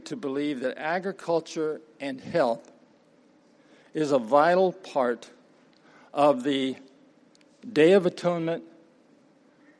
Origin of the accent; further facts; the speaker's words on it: Appalachian Mountain region, United States; Started off on a farm, actually a tree farm. For those who don't know, that's what they call the timber business. And my father had a vision for making a living with trees in Appalachia. So I'm from the Appalachian Mountain region